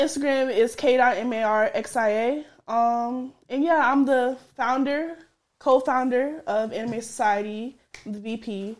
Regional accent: Minnesota, United States; moved away as an adult; now in Alabama, United States; I'm from Minnesota, 20 years old, you know?

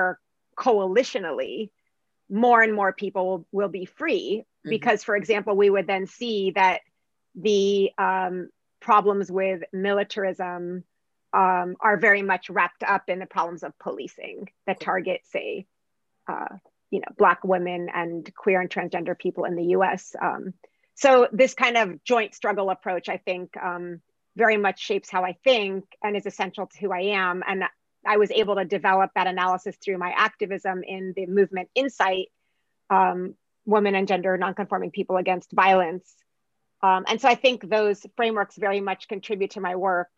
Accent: United States; also born or lived in Arab region / North Africa (ancestry); even though I'm from that part of the world, I was raised in the United States

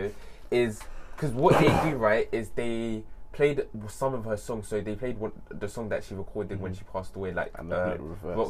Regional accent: Senegal; I'm from Senegal

